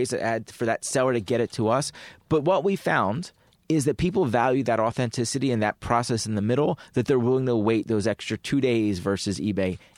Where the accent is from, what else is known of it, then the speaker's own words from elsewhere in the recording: Penn Valley, Pennsylvania, United States; I grew up in the suburbs. I um, actually grew up in um, in a town called Penn Valley, which is um, my high school was right down the street from Lower Merion High School